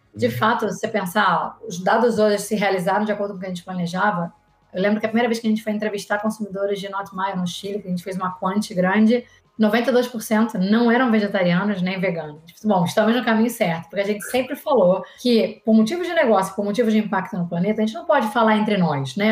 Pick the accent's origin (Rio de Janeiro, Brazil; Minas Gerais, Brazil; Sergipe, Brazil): Rio de Janeiro, Brazil; sou carioca, então sou formada pela UFRJ